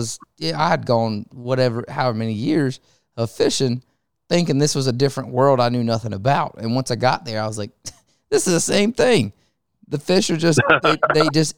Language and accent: English; North Carolina, United States; I had just an inshore career growing up in North Carolina